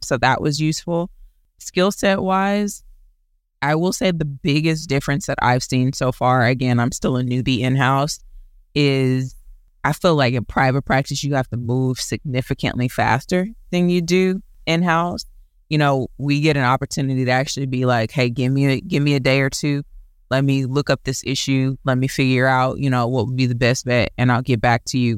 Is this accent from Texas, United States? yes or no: yes; Houston, Texas, United States; I am a Houston native, born and raised